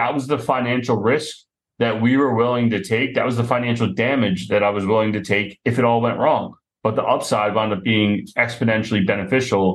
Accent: Philadelphia, Pennsylvania, United States; my business partner and I, we grew up together just outside of Philadelphia.

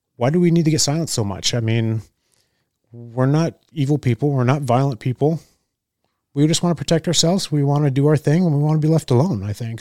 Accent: California, United States; moved away as an adult; also born or lived in Orange County, California / Junction City, Oregon; now in Oregon, United States; I grew up in California most of my life

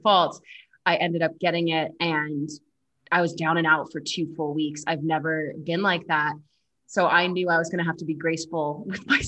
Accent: Boston, Massachusetts, United States; moved away as an adult; now in Colorado, United States; I am from Boston originally, but when I moved out to Colorado

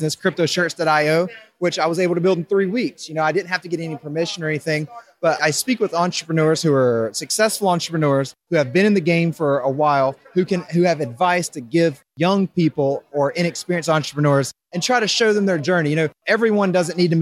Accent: Raleigh, North Carolina, United States; moved away as an adult; now in Denver, United States; I grew up on the East Coast my whole life. Raleigh, North Carolina is where I call home

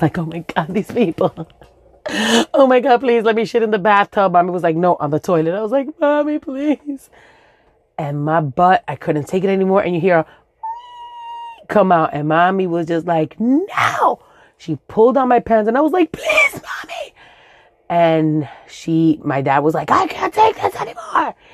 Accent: New York City, New York, United States; first language Spanish; English is a second language; I grew up in Los Sures in Williamsburg

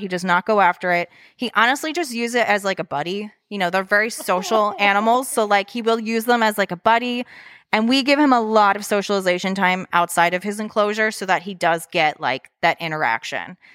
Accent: Lansdale, Pennsylvania, United States; moved away as an adult; also born or lived in Florida; being from, I was originally from Lansdale

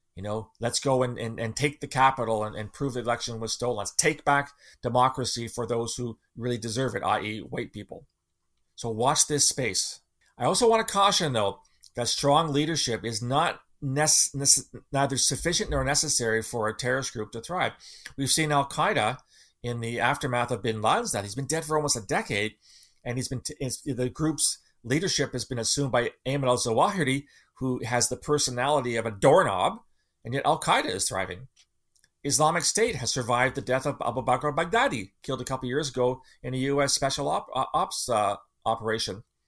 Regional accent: Canada; as a Canadian

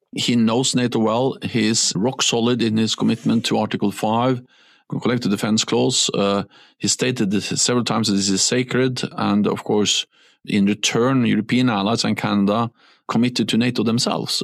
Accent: Norway; English is a second language; moved away; When I was a Norwegian prime minister

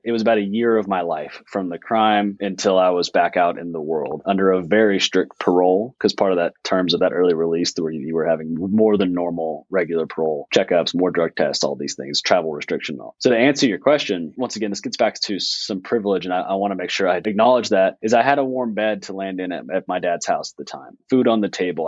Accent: Fayetteville, United States; Fayetteville in my hometown

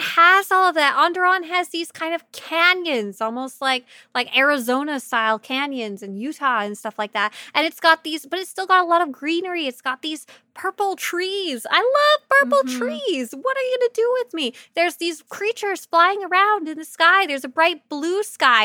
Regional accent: Canada; my home country of Canada

